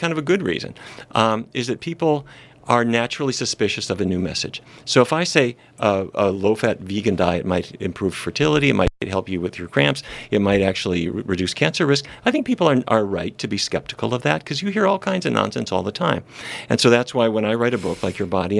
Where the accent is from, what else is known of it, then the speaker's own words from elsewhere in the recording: North Dakota, United States; I grew up in North Dakota